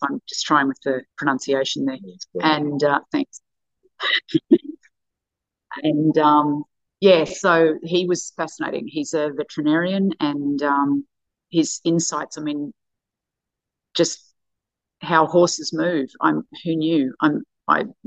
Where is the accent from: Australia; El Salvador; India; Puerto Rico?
Australia; as an Australian